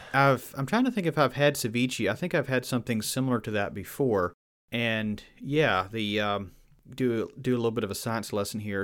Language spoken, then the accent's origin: English; Virginia, United States; accent: Southern; I was from Virginia and from, uh, from Old Order of Mennonite background